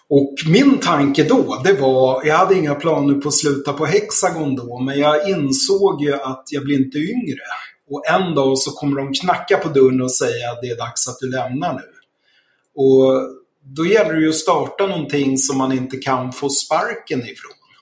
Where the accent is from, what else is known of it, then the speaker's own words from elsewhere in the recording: Stockholm, Stockholm County, Sweden; moved away as an adult; also born or lived in Krylbo; Jag är född i Enskede söder om Stockholm. Och eh, ja, bodde där fram till jag var klar med studierna